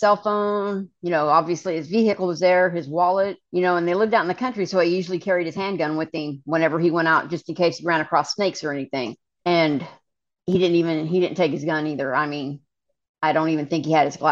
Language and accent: English; Kansas, United States; we grew up in Kansas, not a lot of options in the middle of Kansas